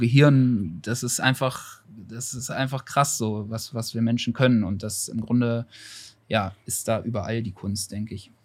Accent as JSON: {"language": "German", "town": "Bad Nenndorf", "region": "Lower Saxony", "country": "Germany", "moved": "as an adult", "lives_now": "Hanover, Germany", "said": "ich komme nicht direkt aus Hannover, ich komme aus Bad Nendorf, das ist so dreißig Kilometer von Hannover entfernt, ein Kurort"}